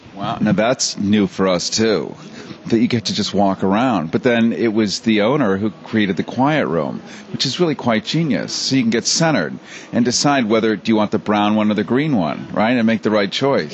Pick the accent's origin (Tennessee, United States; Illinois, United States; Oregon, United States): Illinois, United States; Chicago; I grew up in Chicago